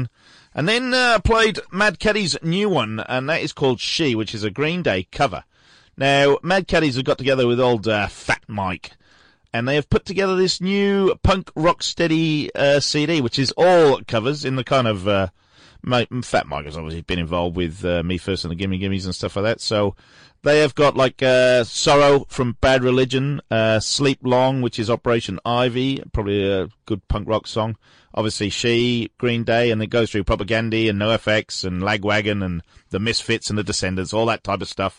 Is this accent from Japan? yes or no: no; Newport, Wales, United Kingdom; now in Melbourne, Australia; Newport in South Wales, my hometown